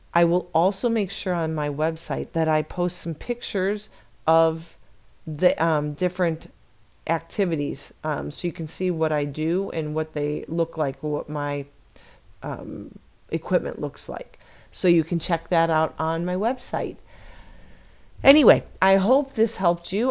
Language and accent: English; Chicago, Illinois, United States; now in Arizona, United States; I was born and raised in Chicago